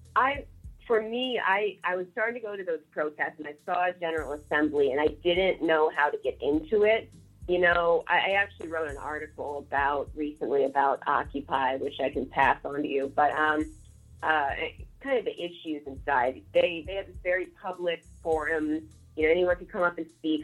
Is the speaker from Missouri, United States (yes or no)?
yes; St. Louis, Missouri, United States; moved away as an adult; now in Chicago, United States; I'm from St. Louis, um, and you know, so I'm in Chicago